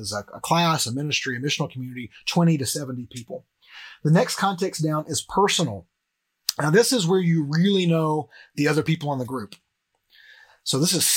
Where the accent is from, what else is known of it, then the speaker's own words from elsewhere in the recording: Cleveland, United States; a church like the one that I grew up here in Cleveland